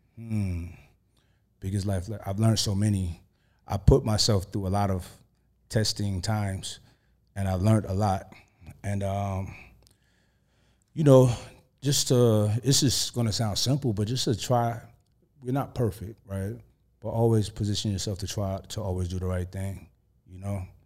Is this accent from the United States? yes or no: yes; New York, United States; I'm from New York